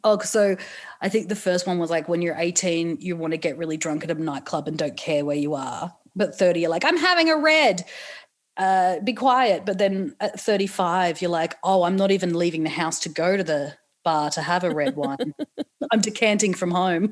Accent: Newcastle, New South Wales, Australia; I'm from Newcastle

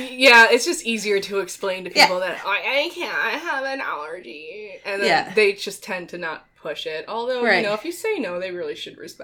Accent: Minnesota, United States; I grew up in Minnesota, land of a thousand lakes

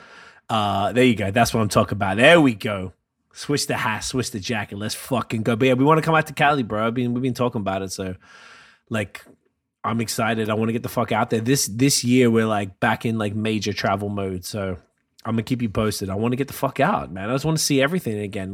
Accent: Canada; I'm Canadian

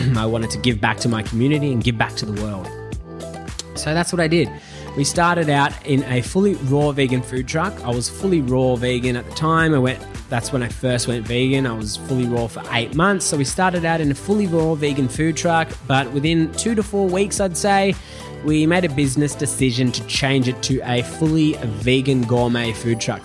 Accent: Melbourne, Victoria, Australia; moved away as an adult; now in Gold Coast, Australia; I was born and raised in Melbourne

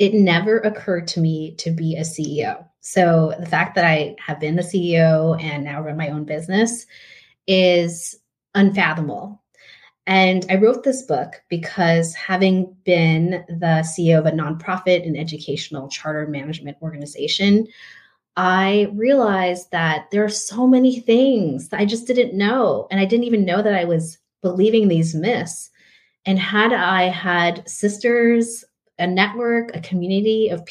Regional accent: San Diego, California, United States; also born or lived in Philippines; I was born in the United States in San Diego. My parents immigrated from the Philippines

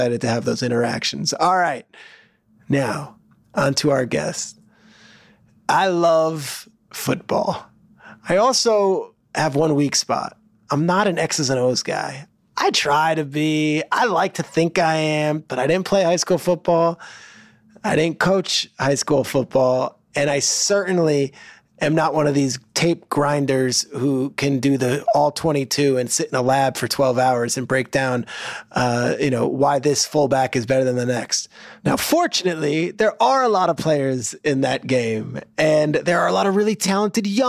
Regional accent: New Jersey, United States; I grew up in New Jersey in the 90s

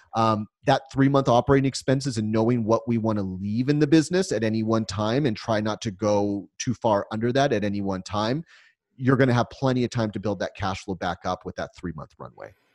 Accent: United States; being an American

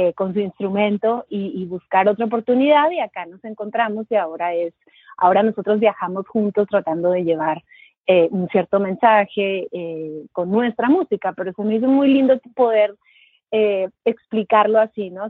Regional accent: Monterrey, Nuevo León, Mexico; moved away as an adult; now in New York, United States; yo nací y crecí en Monterrey, México

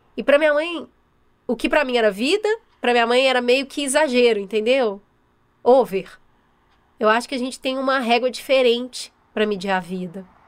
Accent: São Paulo, Brazil; eu sou nascida e criada aqui mesmo em São Paulo, na, na capital

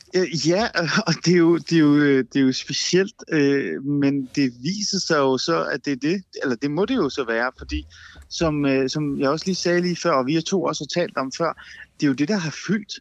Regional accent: North Zealand, Capital Region of Denmark, Denmark; now in Aarhus, Denmark; jeg er jo faktisk på en eller anden måde blevet østjyde, ikke? selvom jeg er vokset op i Nordsjælland

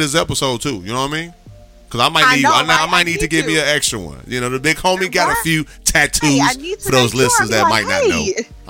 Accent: Gary, Indiana, United States; moved away as an adult; also born or lived in Chicago, Illinois; now in Houston, United States; I grew up in Gary, but I went to Chicago to play high school ball.

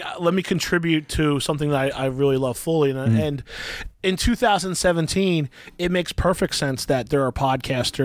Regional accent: Central New Jersey, United States; I grew up in Central, I went to school in Central Jersey and New Brunswick

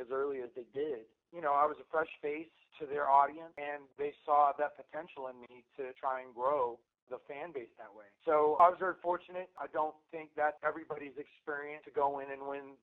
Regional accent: North Carolina, United States; moved away as an adult; also born or lived in Chicago; I grew up in North Carolina

